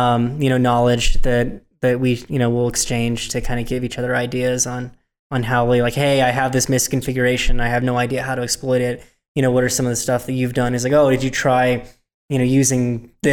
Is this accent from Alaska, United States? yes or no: no; a rural town in Northern California, United States; I'm from just a rural town in Northern California